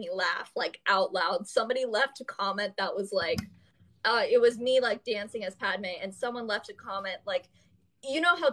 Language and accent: English; southern Ohio, United States; moved away as an adult; now in Chicago, United States; I'm from Ohio and I'm kind of from like a suburb in like southern Ohio. And you know, Caitlin, like we went to the same high school